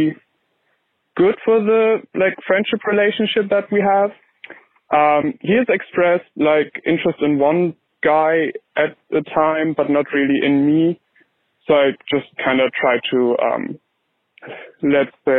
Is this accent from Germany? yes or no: yes; Germany; moved away as an adult; now in United Kingdom; I'm 19, I'm from Germany